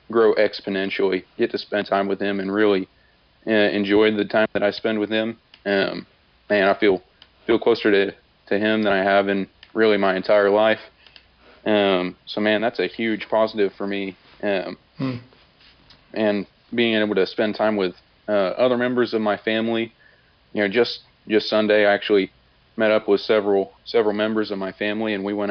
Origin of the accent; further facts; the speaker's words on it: Muskogee, Oklahoma, United States; I'm from Muskogee, Oklahoma